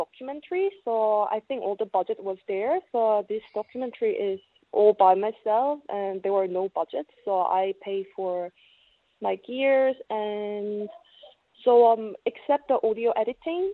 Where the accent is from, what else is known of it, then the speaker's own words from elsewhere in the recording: South Korea; moved away as an adult; also born or lived in China / Sydney; I'm from South Korea